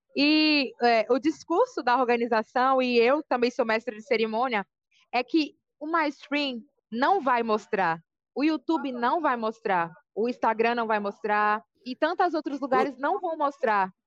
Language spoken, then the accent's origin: Portuguese; Salvador, Bahia, Brazil; now in São Paulo, Brazil; Eu sou de Salvador, Bahia, mas moro aqui em São Paulo.